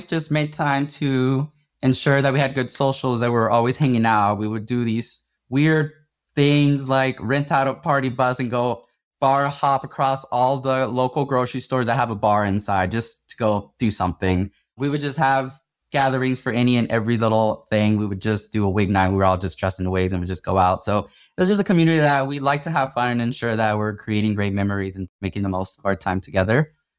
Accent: Atlanta, Georgia, United States; now in Arizona, United States; so I'm from Atlanta originally, and all my family is still in Georgia.

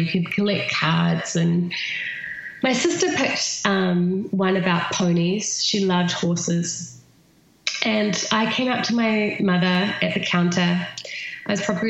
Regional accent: New Zealand; accent: New Zealand; my New Zealand accent

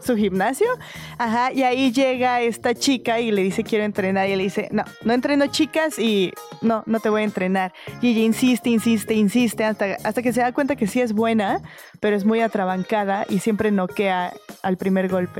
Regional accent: Mexico; los mexicanos entendemos la vida

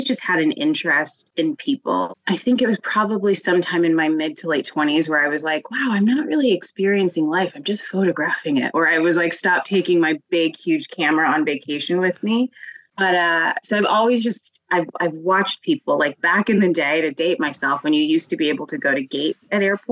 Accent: Denver, Colorado, United States; I grew up in Denver

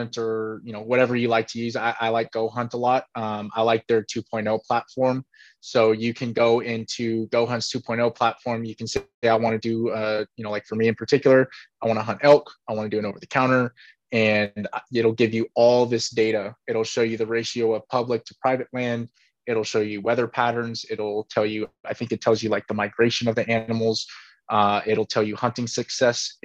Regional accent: California, United States; Being from California

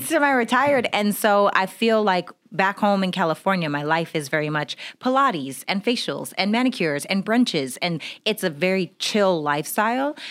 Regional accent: Regina, Saskatchewan, Canada; I'm from Regina, Saskatchewan, Canada

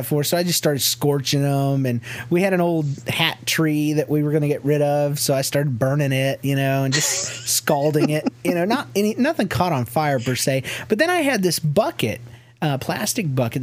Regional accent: the South, United States; now in Kansas City, United States; I'm from the South

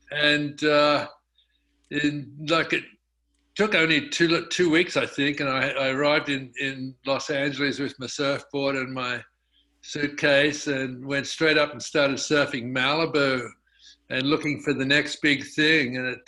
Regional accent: Australia; moved away as an adult; now in United States; I was in Australia, obviously, and I sort of went through school, mostly focusing on sports, but ended up becoming an accountant.

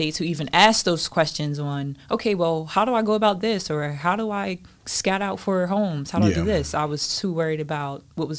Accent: New Jersey, United States; Okay, well, I'm going to say that I grew up in New Jersey.

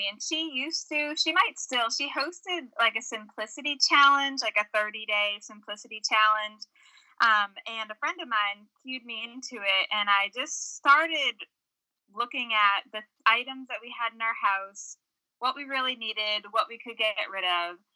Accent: North Shore of Massachusetts, United States; moved away as an adult; now in Winchester, Kentucky, United States; I was born and raised in New England, a small town on the North Shore of Massachusetts, but ended up uh, coming to Kentucky Kentucky for school, fell in love with Kentucky, fell in love with a boy from Kentucky, and have lived in Winchester, Kentucky, which is a small

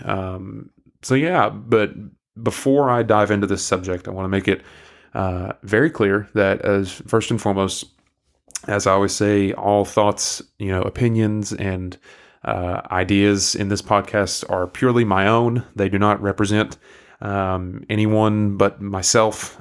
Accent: McMinn County, Tennessee, United States; accent: southeastern US; I grew up in, um, Mick Minney County, uh, in Tennessee, uh, Southeast Tennessee

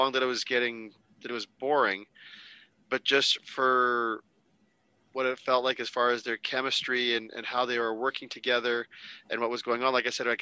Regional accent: Canada; As a Canadian

